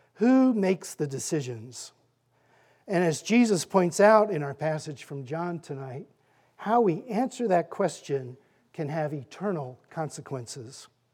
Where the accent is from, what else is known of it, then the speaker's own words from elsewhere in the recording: Fairfax, Virginia, United States; also born or lived in Annandale, Virginia; I am a native of Fairfax. I grew up in Fairfax, Annandale, and graduated from W T Woodson High School